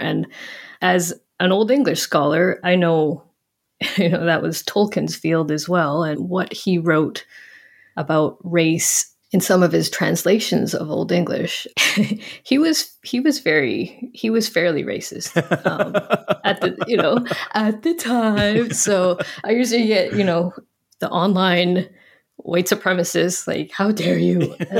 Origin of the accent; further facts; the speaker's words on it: Western Canada, Canada; no, I grew up in Western Canada, actually.